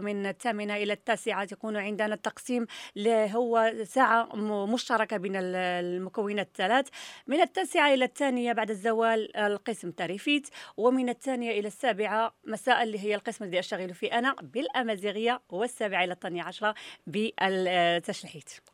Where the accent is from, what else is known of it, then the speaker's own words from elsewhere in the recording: Morocco; عندنا في المغرب